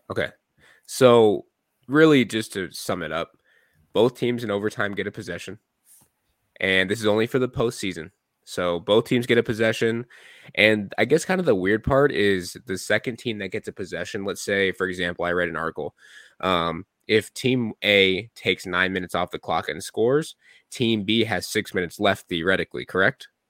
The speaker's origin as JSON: {"language": "English", "town": "Gilbert", "region": "Arizona", "country": "United States", "tie": "born or raised there", "also_born_or_lived": "Ahwatukee", "said": "I grew up in Gilbert"}